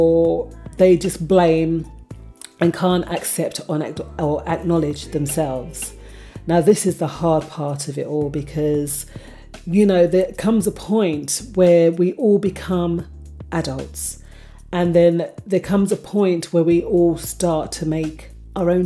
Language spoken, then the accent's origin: English; London, United Kingdom; I grew up in Hackney